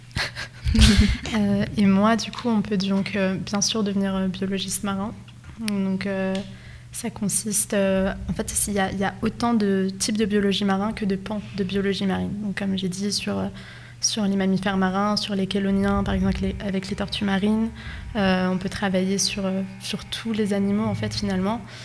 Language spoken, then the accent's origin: French; France; moved away as an adult; also born or lived in Nogent-le-Rotrou; moi je viens de Condé-sur-Mine, j'ai 22 ans euh, et j'ai fait toutes mes études à Nogent